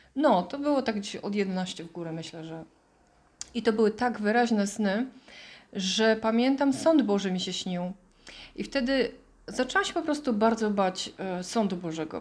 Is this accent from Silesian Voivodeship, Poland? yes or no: yes; Bielsko-Biała, Silesian Voivodeship, Poland; moved away as an adult; also born or lived in Ireland; urodziłam się w Bielsko-Białej